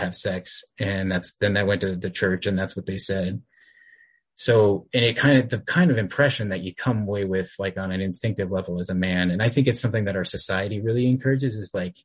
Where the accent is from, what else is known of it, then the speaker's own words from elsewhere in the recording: Texas, United States; I grew up in Texas, and I was raised here